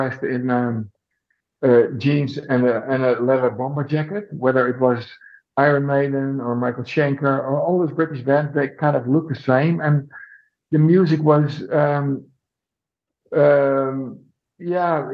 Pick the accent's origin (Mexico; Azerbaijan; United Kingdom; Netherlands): Netherlands; my hometown in Holland